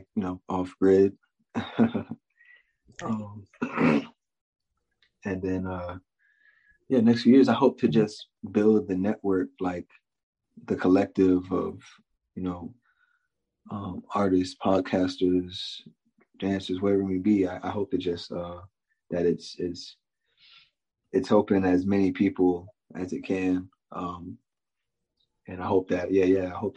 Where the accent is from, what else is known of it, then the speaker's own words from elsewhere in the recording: Spotsylvania County, Virginia, United States; also born or lived in Prince William County, Virginia; I basically grew up in Spotsylvania County, which is like right before Fredericksburg